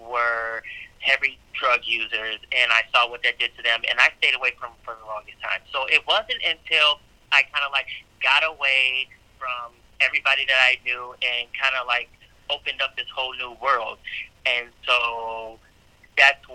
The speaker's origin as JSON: {"language": "English", "town": "Chicago", "region": "Illinois", "country": "United States", "tie": "born or raised there", "said": "I am also a Chicago native"}